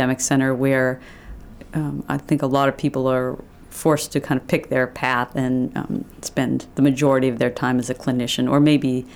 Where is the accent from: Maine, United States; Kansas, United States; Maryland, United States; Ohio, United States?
Maine, United States; Hallowell; moved away as an adult; also born or lived in Boston; I grew up in Hollowell, Maine, and so it was coming home for me